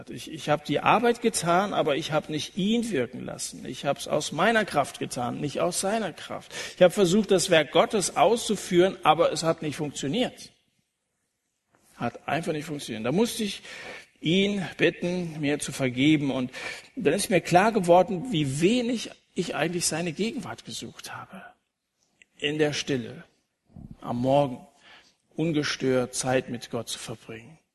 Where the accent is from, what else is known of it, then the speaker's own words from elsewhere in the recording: Dillenburg, Hesse, Germany; Ich liebe meine Heimatstadt Dillenburg.